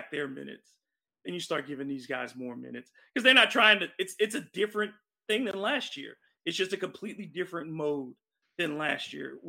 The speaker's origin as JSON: {"language": "English", "town": "New Orleans", "region": "Louisiana", "country": "United States", "tie": "born or raised there", "said": "growing up in New Orleans"}